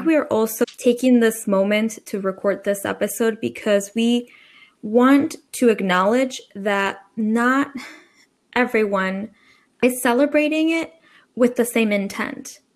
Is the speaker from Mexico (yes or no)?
yes; Mexico; now in United States; I grew up in Mexico.